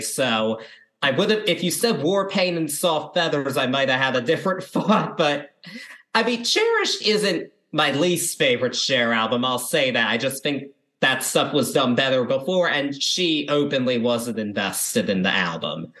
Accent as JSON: {"language": "English", "town": "Baltimore", "region": "Maryland", "country": "United States", "said": "I'm from the Baltimore area"}